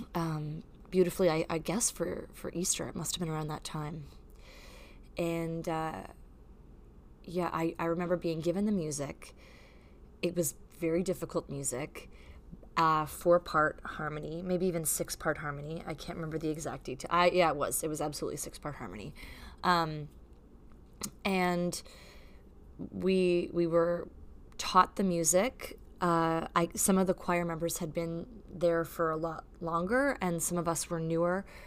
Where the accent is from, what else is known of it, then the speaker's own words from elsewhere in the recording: Canada; as a Canadian